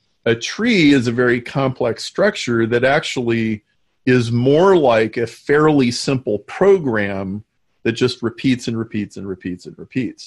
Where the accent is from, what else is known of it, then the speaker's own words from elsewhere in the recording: Nebraska, United States; I grew up in Nebraska